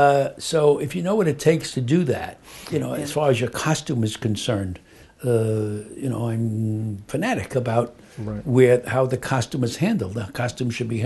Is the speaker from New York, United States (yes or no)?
yes; New York City, New York, United States; I was born in Brooklyn.